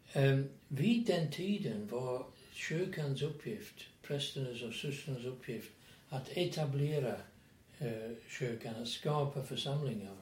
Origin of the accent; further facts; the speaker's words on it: England, United Kingdom; Swedish is a second language; moved away as an adult; now in Sweden; Jag är från England och tillhör en passionistprovins i England